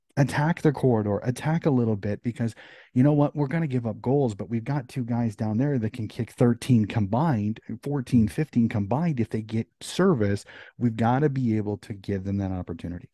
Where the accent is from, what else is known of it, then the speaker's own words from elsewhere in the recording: United States; As an American